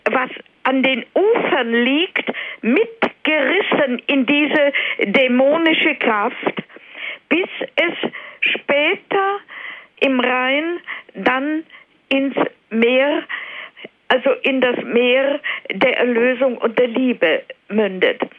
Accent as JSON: {"language": "German", "region": "Silesian Voivodeship", "country": "Poland", "tie": "born there", "said": "Ich bin auch in der Nähe von Beuthen geboren in Oberschlesien."}